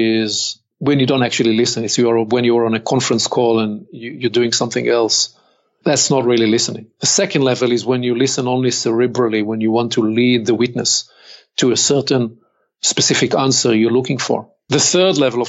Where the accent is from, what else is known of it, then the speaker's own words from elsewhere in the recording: Israel; accent: Hebrew; English is a second language; I'm born and raised in Israel.